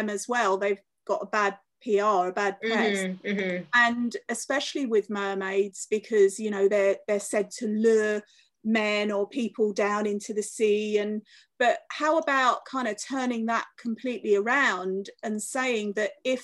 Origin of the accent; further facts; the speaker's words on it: London, United Kingdom; moved away as an adult; also born or lived in Cornwall; I was born in London, I lived in London until I was 20, and then I moved to Cornwall